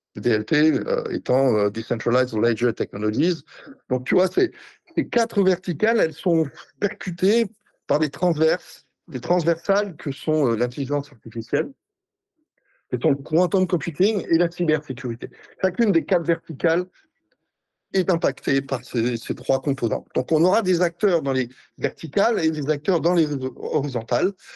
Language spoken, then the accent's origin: French; France; je suis français